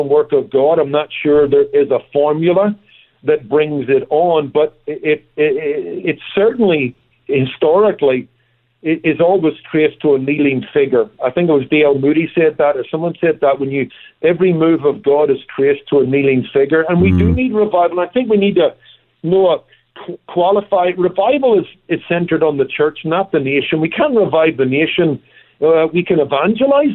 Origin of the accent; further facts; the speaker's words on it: Northern Ireland, United Kingdom; moved away; Look, I come from Northern Ireland. It's also known as Ulster